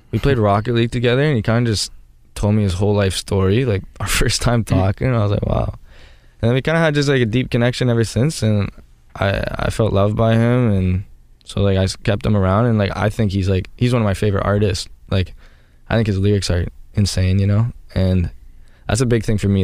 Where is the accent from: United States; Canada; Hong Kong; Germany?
Canada; I'm from Canada